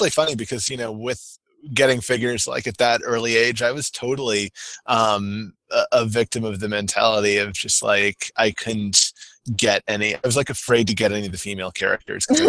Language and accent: English; the South, United States; growing up in the South